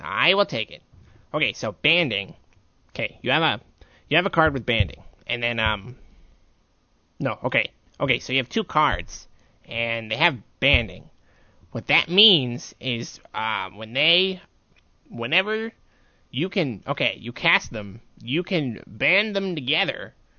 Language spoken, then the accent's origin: English; Ellisville, Missouri, United States; Ellisville, Missouri